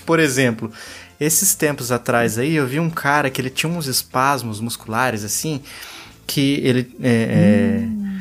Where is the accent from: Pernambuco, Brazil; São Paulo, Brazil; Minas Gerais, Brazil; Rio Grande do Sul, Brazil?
São Paulo, Brazil; Pindamonhangaba; isso aqui é de Pindamonhangaba, minha cidade natal, também interior de São Paulo